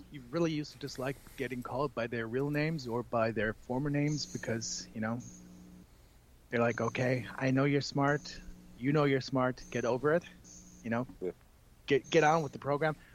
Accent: El Paso, Texas, United States; now in Germany; That's correct. I grew up in El Paso. My dad used to be stationed at Fort Bliss

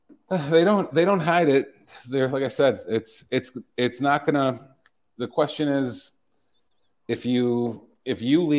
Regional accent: Chicago, Illinois, United States; moved away; my hometown Chicago

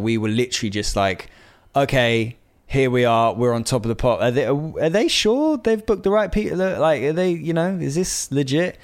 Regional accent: Bristol, South West England, United Kingdom; moved away; I grew up in Bristol

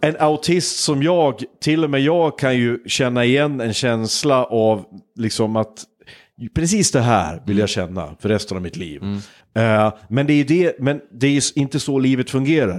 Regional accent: Hudiksvall, Gävleborg County, Sweden; min hemstad Hudiksvall

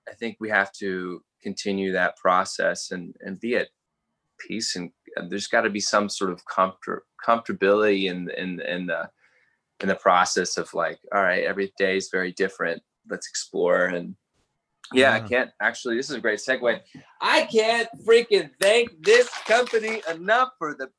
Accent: Canberra, Australian Capital Territory, Australia; moved away as an adult; also born or lived in Hawaii / Texas; now in Austin, United States; I was born in Canberra. So I spent most of my upbringing there when I was in my teens

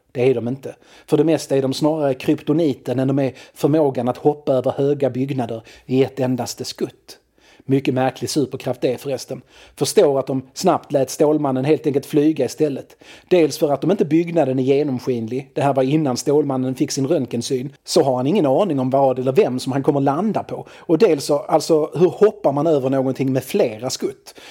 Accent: Malmö, Skåne, Sweden; also born or lived in Lindeborg; Jag växte upp på Limhamn i Malmö

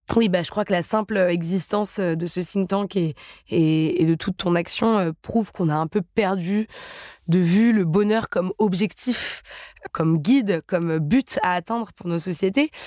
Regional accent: Paris, Île-de-France, France; je suis parisienne de naissance

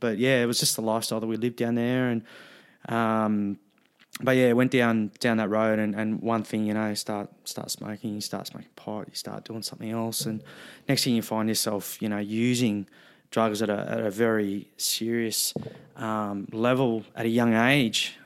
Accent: Wollongong, New South Wales, Australia; I was a, a teenager growing up in Wollongong

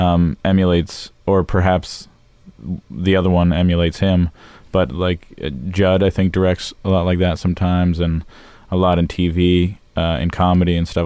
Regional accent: Los Angeles, California, United States; also born or lived in Florida; I grew up in Los Angeles

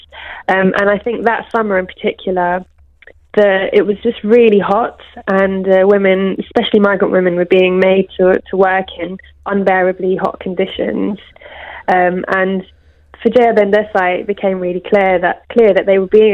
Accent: London, United Kingdom; I'm from Brent too

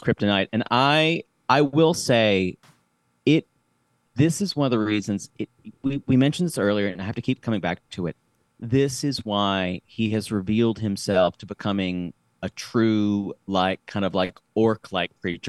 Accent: South Carolina, United States; I'm from South Carolina.

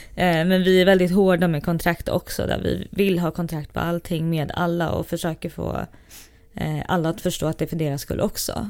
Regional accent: Gothenburg, Västra Götaland, Sweden; moved away as an adult; now in Stockholm, Sweden; Jag är uppvuxen i Göteborg

